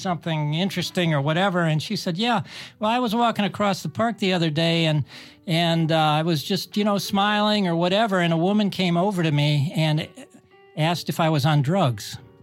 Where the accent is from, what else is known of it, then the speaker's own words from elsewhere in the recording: Cleveland, Ohio, United States; us from Cleveland